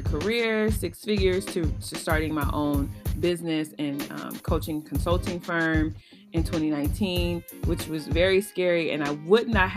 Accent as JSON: {"language": "English", "town": "Chicago", "region": "Illinois", "country": "United States", "tie": "born or raised there", "also_born_or_lived": "Champaign-Urbana, Illinois", "said": "I come from the South Side of Chicago. I was born here, raised predominantly here"}